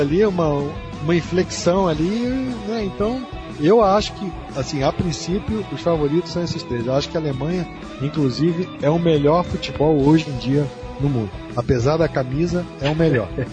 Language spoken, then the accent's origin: Portuguese; Brazil; eu sou brasileiro, tenho muito orgulho disso